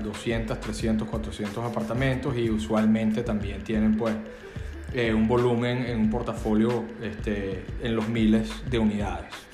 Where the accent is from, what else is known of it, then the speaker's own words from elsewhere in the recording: Venezuela; moved away as an adult; now in Miami, United States; soy abogado en Venezuela